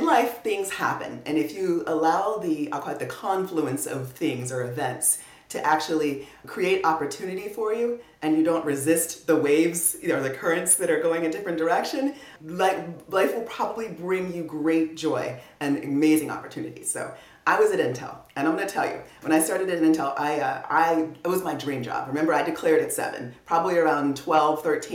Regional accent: Clear Lake, Texas, United States; moved away as an adult; I'm from Clear Lake, and that's actually where Johnson Space Center, NASA is

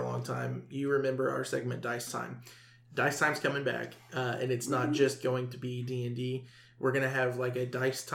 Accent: the South, United States; we're from the South

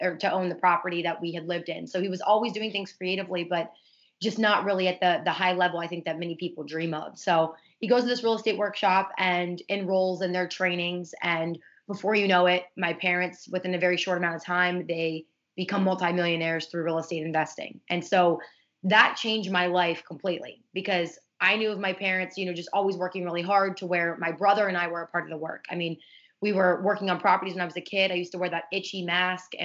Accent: Ohio, United States; also born or lived in Pittsburgh, Pennsylvania; now in South Florida, United States; I was raised in Ohio

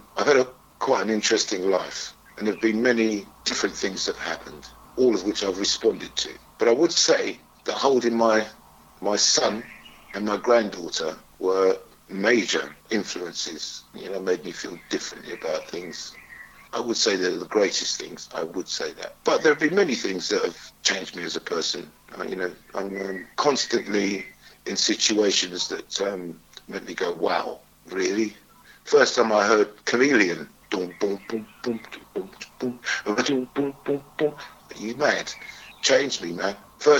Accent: Wood Green, London, United Kingdom; I grew up all over, but I class myself as a Wood Green boy. Because when I was 12-ish, I moved to Wood Green

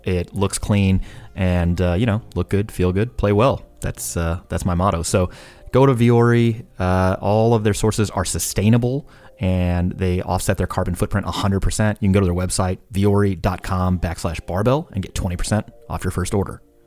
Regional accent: St. Louis, Missouri, United States; that's my hometown.

